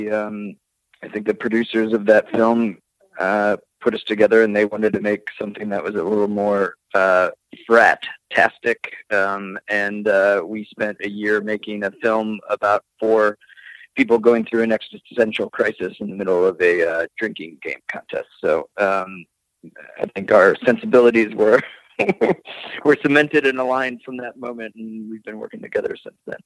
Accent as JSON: {"language": "English", "town": "Rockford", "region": "Illinois", "country": "United States", "tie": "born or raised there", "said": "my hometown of Rockford"}